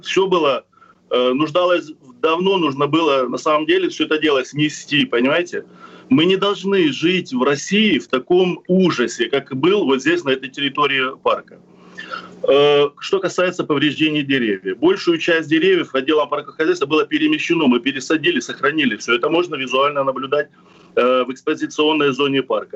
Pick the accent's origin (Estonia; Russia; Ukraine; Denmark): Ukraine; Crimea; Я коренной крымчанин